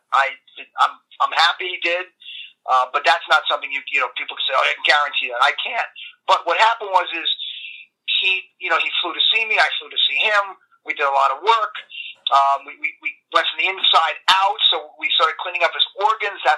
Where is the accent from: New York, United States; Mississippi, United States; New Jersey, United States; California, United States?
New York, United States; accent: New York